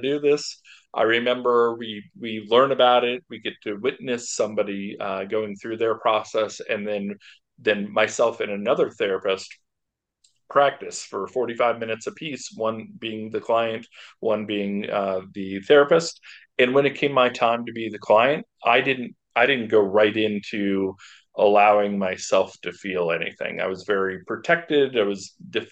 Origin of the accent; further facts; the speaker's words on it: Boulder, Colorado, United States; I'm from Boulder, Colorado